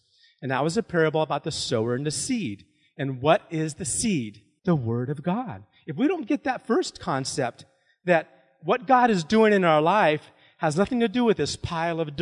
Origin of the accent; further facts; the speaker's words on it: New Philadelphia, Ohio, United States; moved away; I grew up in New Philly